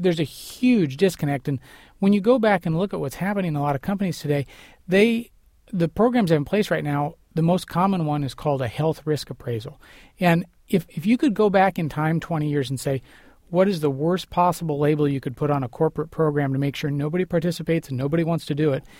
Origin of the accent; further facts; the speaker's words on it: United States; as an American